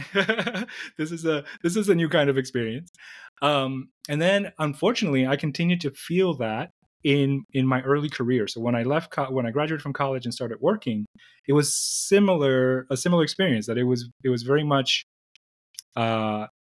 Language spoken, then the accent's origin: English; New York City, New York, United States; moved away as an adult; also born or lived in Dominican Republic / Syracuse, New York; now in Phoenix, United States; I was born in the Dominican Republic, and my parents moved to New York City when I was young. So I spent most of my life in New York City